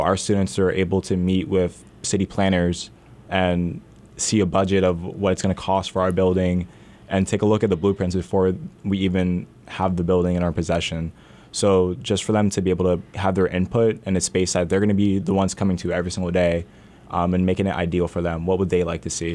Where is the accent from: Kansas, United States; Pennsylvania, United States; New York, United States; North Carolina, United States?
Pennsylvania, United States; Allentown; I'm born and raised in Allentown. I grew up on East Side and then moved to Center City